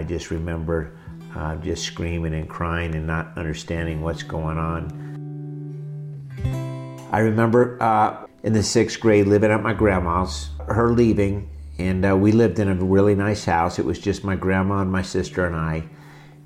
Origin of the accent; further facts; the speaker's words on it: Morristown, New Jersey, United States; I was born in Morristown, New Jersey, 1966